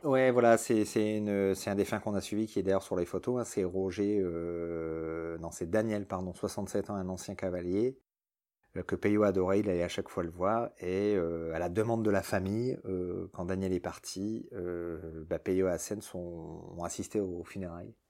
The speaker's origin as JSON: {"language": "French", "country": "France", "said": "C'est en France, c'est chez nous, à Calais"}